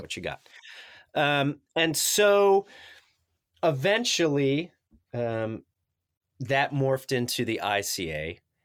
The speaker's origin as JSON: {"language": "English", "town": "Carbondale", "region": "Illinois", "country": "United States", "tie": "born or raised there", "said": "I grew up in Southern Illinois in Carbondale"}